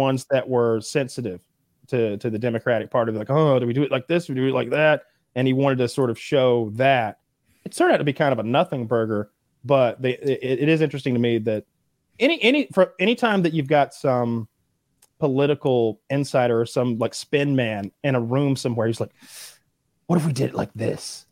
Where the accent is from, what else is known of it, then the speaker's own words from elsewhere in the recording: the South, United States; I'm from the South